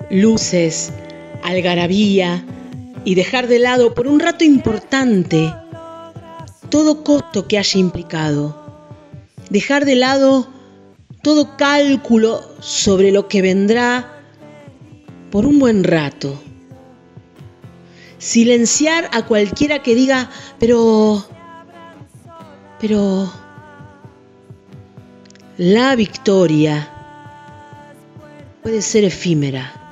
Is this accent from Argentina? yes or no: yes; Argentina; somos argentinos y argentinas